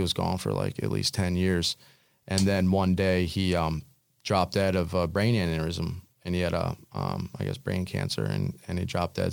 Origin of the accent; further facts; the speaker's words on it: New Jersey, United States; I grew up in the Pine Barrens